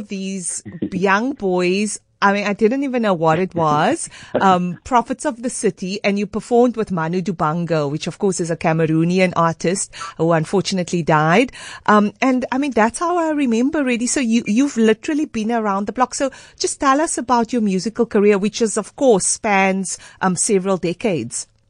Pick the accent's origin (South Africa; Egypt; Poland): South Africa; Cape Town, Western Cape; I'm also from Mitchell's Plain.